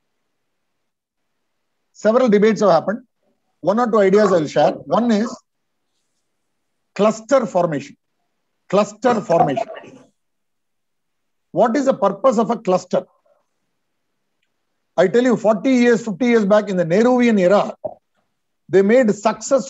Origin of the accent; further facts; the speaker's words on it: Vellore, Tamil Nadu, India; Vellore, yeah, my hometown, you know. Vellore is where I was born.